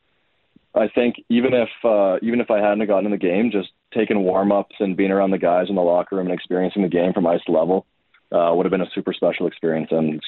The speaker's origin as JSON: {"language": "English", "town": "Edmonton", "region": "Alberta", "country": "Canada", "tie": "born or raised there", "said": "I grew up born and raised here in Edmonton"}